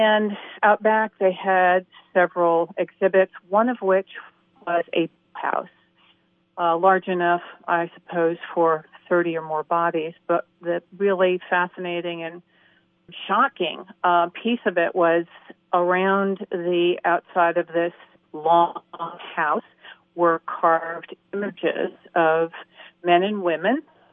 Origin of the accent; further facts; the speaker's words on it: San Francisco, California, United States; now in Atlanta, United States; I grew up in San Francisco, where there was a big Irish community